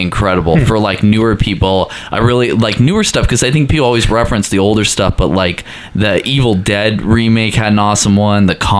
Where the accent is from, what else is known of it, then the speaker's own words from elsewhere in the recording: Washington, United States; I grew up, I'm from Washington, the state of Washington, like Seattle and stuff.